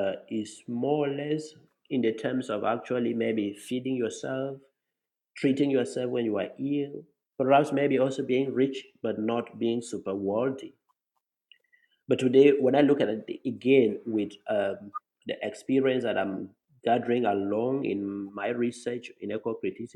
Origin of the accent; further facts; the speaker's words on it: Cameroon; I come from Cameroon in Africa, which is tropical for the most part